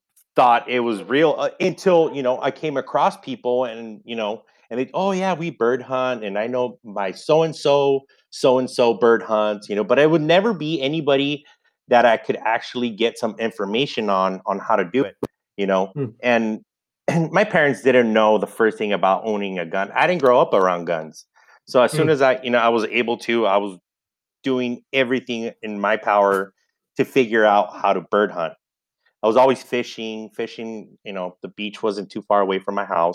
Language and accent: English; Santa Paula, California, United States; also born or lived in Los Angeles, California / Ventura, California; I grew up in Santa Paula, California. I was there since I moved from LA to Santa Paula when I turned 8, and then was there until I was 18